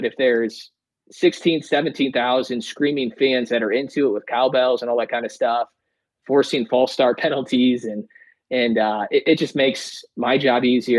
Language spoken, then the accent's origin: English; St. Louis, Missouri, United States; moved away; I'm from St. Louis